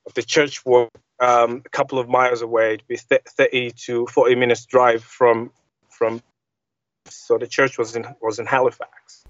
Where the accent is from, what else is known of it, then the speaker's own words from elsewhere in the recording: Zambia; I grew up in Zambia